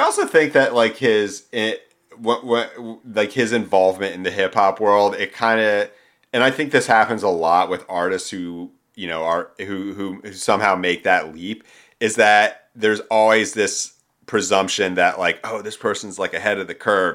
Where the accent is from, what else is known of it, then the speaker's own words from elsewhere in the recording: Philadelphia, Pennsylvania, United States; moved away as an adult; now in Los Angeles, United States; being home in, back in suburban Philadelphia